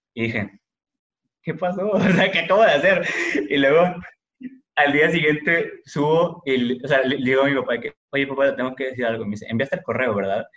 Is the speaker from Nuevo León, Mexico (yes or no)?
yes; Monterrey, Nuevo León, Mexico; como cualquier familia mexicana, regiomontana, promedio